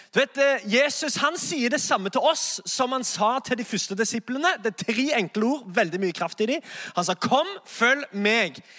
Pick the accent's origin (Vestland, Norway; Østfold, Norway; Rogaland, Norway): Rogaland, Norway; Sandnes; moved away as an adult; now in Oslo, Norway; jeg er egentlig fra Sandnes